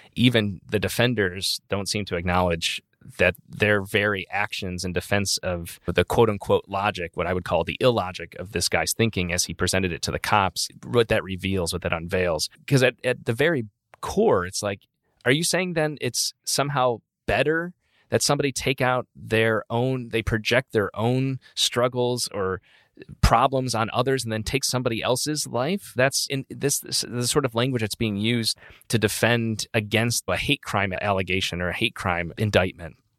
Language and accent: English; Utica, New York, United States; moved away; Utica, New York, my hometown.